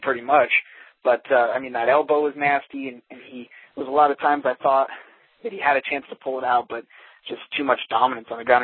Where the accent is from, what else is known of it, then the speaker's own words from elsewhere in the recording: Denver, Colorado, United States; I'm from Denver